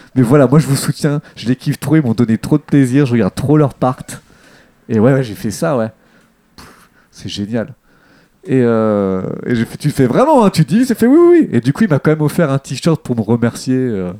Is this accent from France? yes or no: yes; Deuil-la-Barre, Île-de-France, France; quand j'étais jeune dans le Val d'Oise, à Deuil la Barre